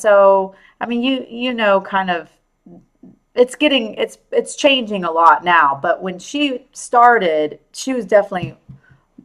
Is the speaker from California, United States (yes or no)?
no; Richardson, Texas, United States; my hometown of Richardson, Texas.